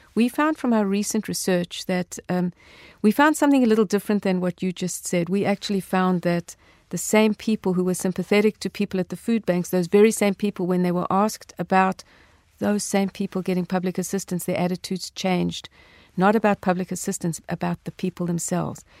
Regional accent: South Africa; growing up in South Africa, um, during apartheid

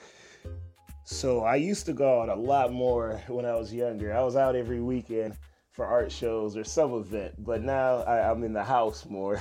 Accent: U.S. Virgin Islands; now in United States; I'm originally from Saint Croix, and I started young there. And then when I moved to the States

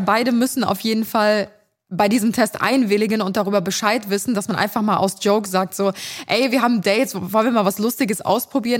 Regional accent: Cologne, North Rhine-Westphalia, Germany; bei uns in Kölle

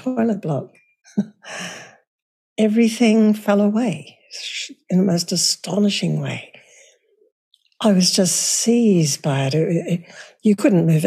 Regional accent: Cairns, Queensland, Australia; I was born in Cairns, and my early childhood was entirely there. And it's actually called Far North Queensland.

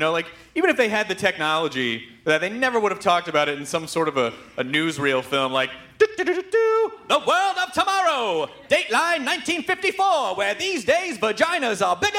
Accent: Memphis, Tennessee, United States; I grew up in Memphis.

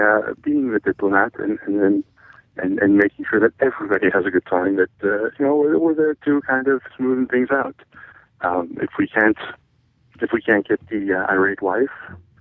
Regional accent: United States; Being an American and traveling overseas, I always enjoyed the fact that I could blend in a little bit and go with the culture and go with the flow.

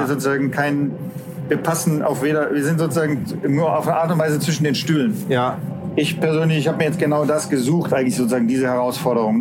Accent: Stuttgart, Baden-Württemberg, Germany; Ich komme aus Stuttgart

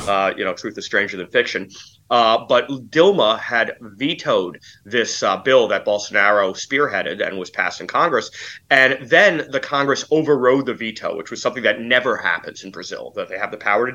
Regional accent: Poland; I come from Poland and Central Europe, where the post-communist apparatuses are still very strong

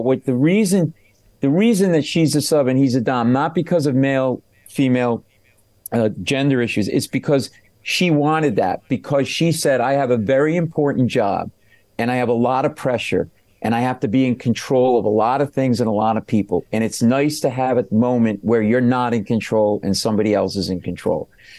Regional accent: Michigan, United States; I grew up in Michigan.

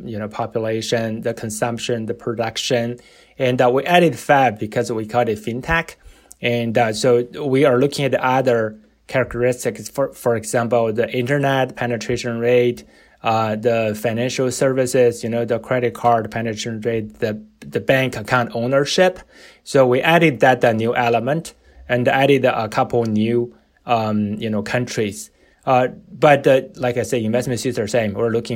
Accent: China; moved away; I'm from, I was born and raised in China

